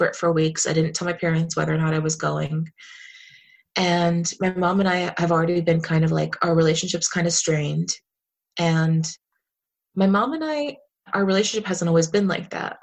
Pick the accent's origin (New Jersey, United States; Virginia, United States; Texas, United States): New Jersey, United States; now in Philadelphia, United States; I grew up in Jersey